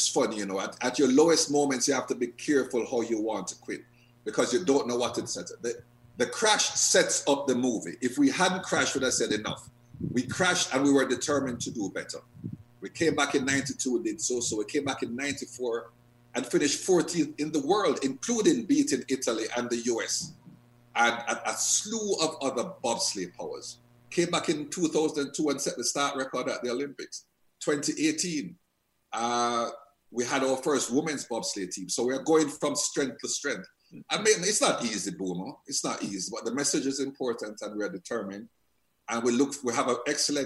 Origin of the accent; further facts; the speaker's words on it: Jamaica; I am from Jamaica. I know the type of country it is.